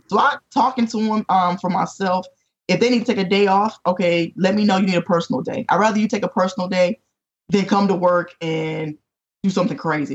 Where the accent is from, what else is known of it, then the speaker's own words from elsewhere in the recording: North Carolina, United States; moved away as an adult; also born or lived in Chicago area; now in Chesapeake, United States; I was from North Carolina.